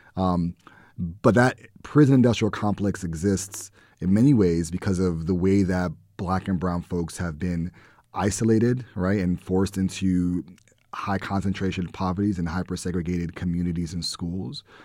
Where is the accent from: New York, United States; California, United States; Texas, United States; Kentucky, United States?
New York, United States; New York City; growing up in the Bronx and living in the Bronx